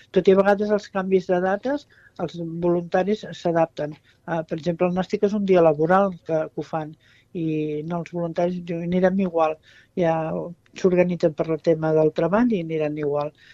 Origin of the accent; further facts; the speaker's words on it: Constantí, Catalonia, Spain; soc de Consentí